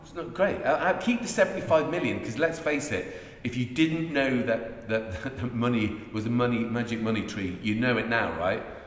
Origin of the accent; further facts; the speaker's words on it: Ireland; now in Chippenham, United Kingdom; we're Irish immigrant, uh, uh, economic immigrants